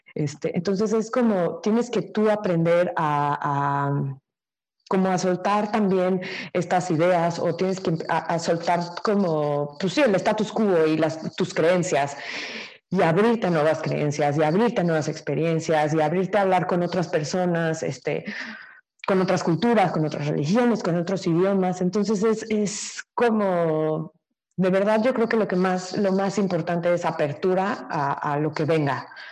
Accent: Mexico

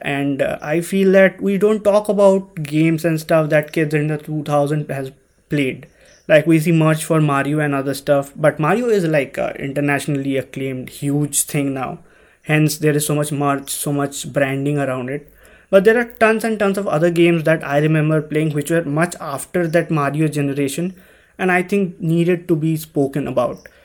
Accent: India; growing up in India

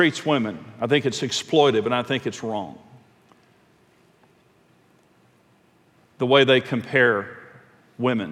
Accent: Texas Panhandle, United States; I'm from the Texas Panhandle

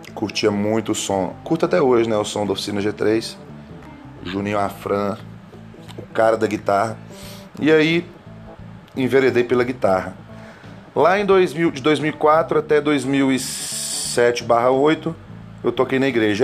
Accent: Coromandel, Minas Gerais, Brazil; nascido lá na cidade de Coromandel, Minas Gerais

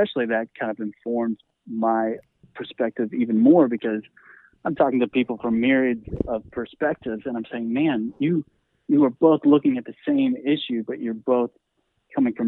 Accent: Arlington, Texas, United States; I grew up Christian conservative in Arlington, Texas

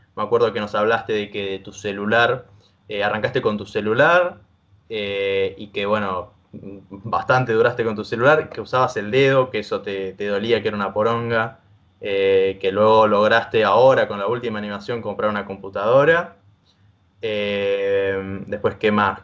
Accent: Argentina; yo soy también un chico del interior

